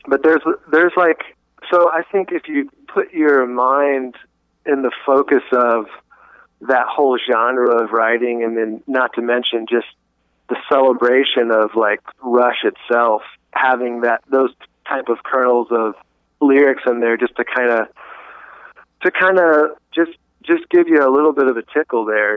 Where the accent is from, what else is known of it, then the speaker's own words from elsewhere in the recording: Greenville, South Carolina, United States; I'm from Greenville, South Carolina